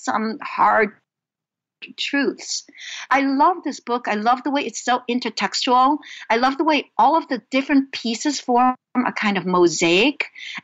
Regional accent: New York City, New York, United States; also born or lived in Hong Kong; I immigrated from Hong Kong to Brooklyn, New York, when I was 5, and we were very poor.

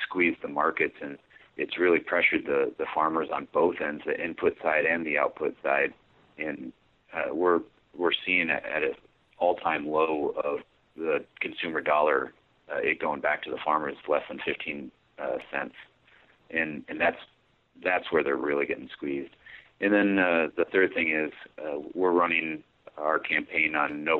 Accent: Sioux City, Iowa, United States; I grew up right here in Sioux City, Iowa

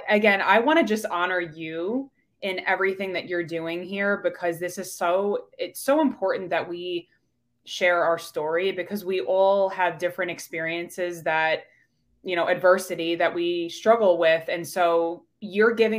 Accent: New York, United States; accent: New York; now in Pittsburgh, United States; I'm originally from New York. So you'll hear that accent come out when I say coffee

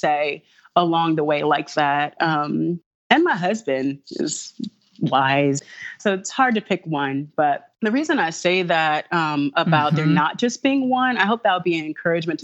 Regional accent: Los Angeles, California, United States; moved away; I was raised in Los Angeles

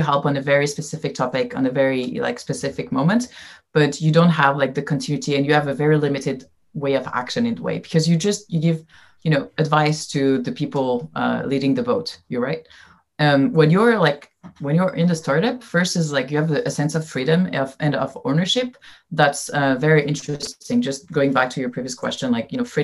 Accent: France; English is a second language; moved away as an adult; also born or lived in Silicon Valley; I came to Silicon Valley when I was 21 from France and I didn't know anyone and I didn't speak very good English

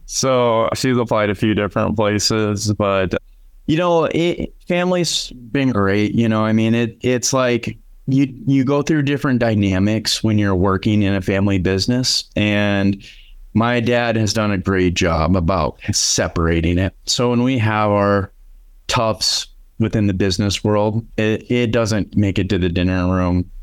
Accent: Aberdeen, South Dakota, United States; moved away as an adult; now in Sioux Falls, United States; I grew up in Aberdeen, South Dakota.

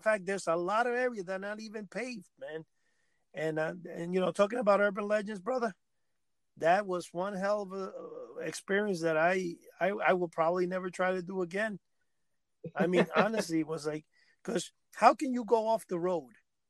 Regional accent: New Jersey, United States; I didn't have one because I'm from New Jersey

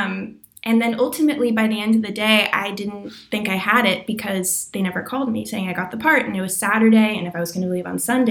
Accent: Los Angeles, California, United States; I'm from Los Angeles and I live here

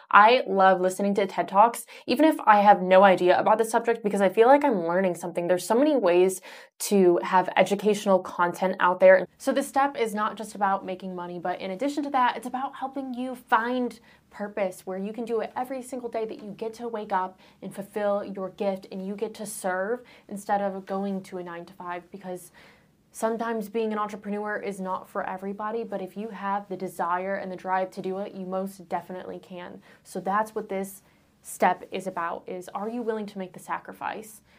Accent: Michigan, Ohio area, Midwest, United States; I grew up in Michigan, Ohio area

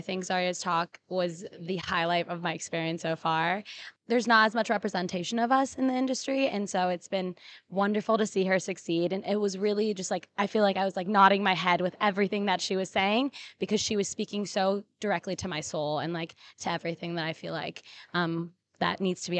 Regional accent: Portland, United States; being born and raised in Portland, which is a predominantly very white city, and like not having much representation growing up.

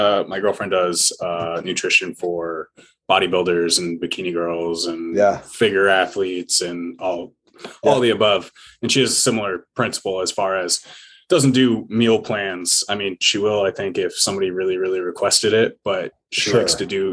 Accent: Alaska, United States; moved away; I was from Alaska.

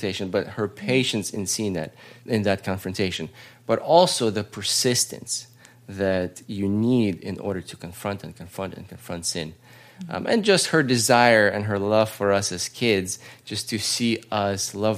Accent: Russia; now in United States; We were part of the church growing up in Russia. We were part of the church growing up in America.

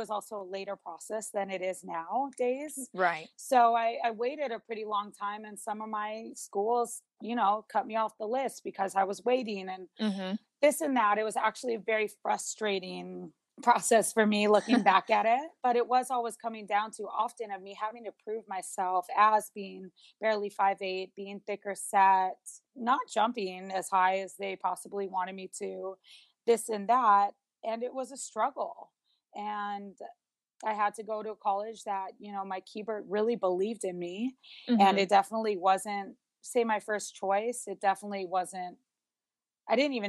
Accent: Honolulu, Hawaii, United States; I grew up in Honolulu, Hawaii, which is a huge volleyball state

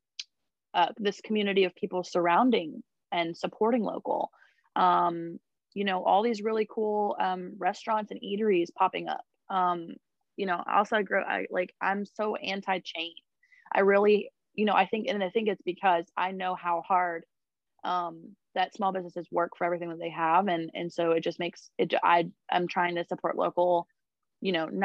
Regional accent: Raleigh, North Carolina, United States; also born or lived in Zebulon, North Carolina; I'm actually a Raleigh local. I was born and raised in Raleigh

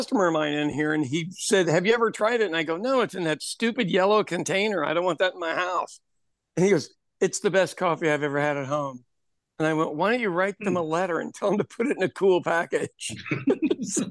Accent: Kansas City, Missouri, United States; moved away; my hometown, which is a place called Kansas City, Missouri.

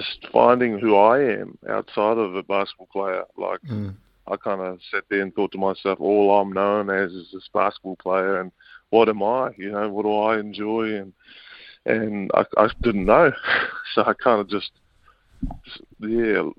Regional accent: Auckland, New Zealand; I was brought up out west in Auckland with my dad and Jason Winyard and my mum, Carmen

